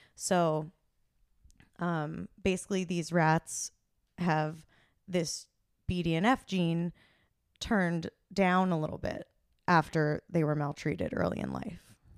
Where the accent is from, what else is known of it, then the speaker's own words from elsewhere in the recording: Hunterdon County, New Jersey, United States; I am originally from New Jersey.